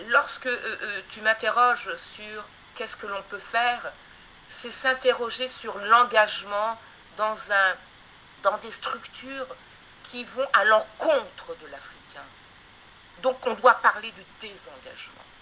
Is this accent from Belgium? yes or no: no; Guadeloupe; c'est donc quelque chose que nous vivons actuellement depuis 1949 euh, hein, euh, en tant que Guadeloupéenne, Martinique, etc.